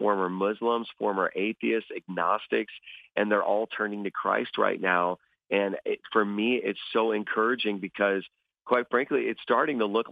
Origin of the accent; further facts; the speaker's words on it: Chicago, Illinois, United States; moved away as an adult; now in New York, United States; I'm originally from a South Chicago area